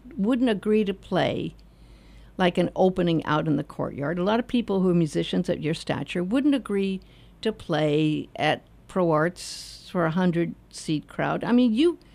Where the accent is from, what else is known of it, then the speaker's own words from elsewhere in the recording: Los Angeles, California, United States; I was raised in Hollywood.